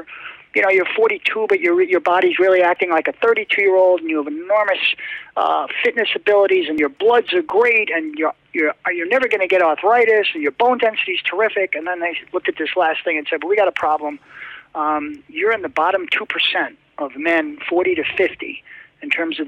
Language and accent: English; White Plains, New York, United States; I was born in White Plains Hospital in White Plains, New York